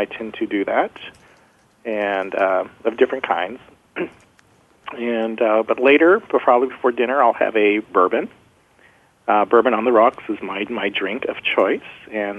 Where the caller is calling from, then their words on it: Santa Clara, California, United States; I'm calling from Santa Clara, California